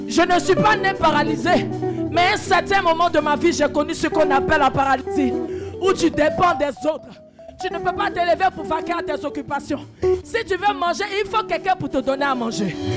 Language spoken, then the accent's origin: French; Côte d’Ivoire; chez nous en Côte d'Ivoire